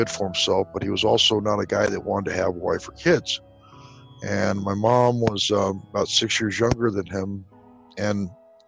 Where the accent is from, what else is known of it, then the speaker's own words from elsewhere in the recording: Southern California, United States; I grew up in Southern California.